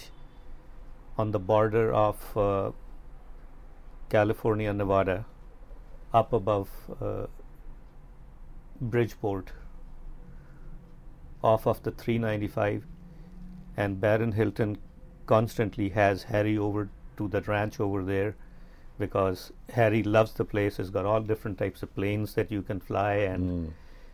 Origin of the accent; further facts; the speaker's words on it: Punjab, Pakistan; moved away as an adult; also born or lived in Khyber Pakhtunkhwa, Pakistan; now in Los Angeles, United States; We are from the Punjab.